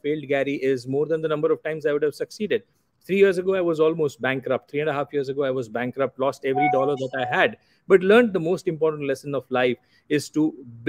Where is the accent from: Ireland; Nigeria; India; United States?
India; Anand, Gujarat; moved away as an adult; also born or lived in Dubai; So I grew up in a very small town called Anand in Gujarat, western part of India. I am Gujarati by origin.